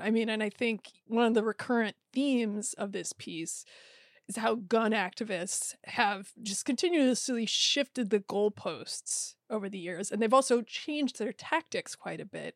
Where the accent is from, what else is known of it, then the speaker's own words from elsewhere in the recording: Iowa, United States; I grew up in Iowa